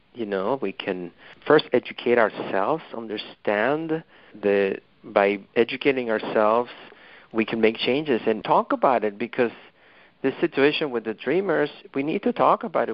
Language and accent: English; Mexico City, Mexico; English is a second language; moved away as an adult; now in United States; as an immigrant from Mexico, I you know I'm originally from Mexico City, and I moved to this country you know 30 years ago or so